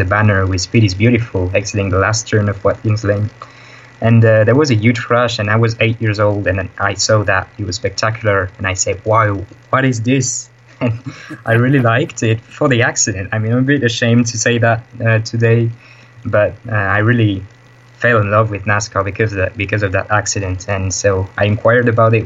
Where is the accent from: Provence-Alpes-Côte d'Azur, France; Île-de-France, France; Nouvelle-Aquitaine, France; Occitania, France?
Occitania, France; Nîmes; moved away as an adult; now in Netherlands; My hometown is called Nîmes. It's in the south of France.